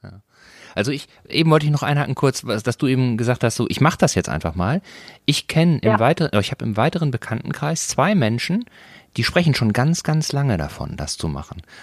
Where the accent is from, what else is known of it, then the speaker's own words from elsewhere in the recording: North Rhine-Westphalia, Germany; ich komme aus Nordrhein-Westfalen, ich bin katholisch. So, und bin in einem Dorf groß geworden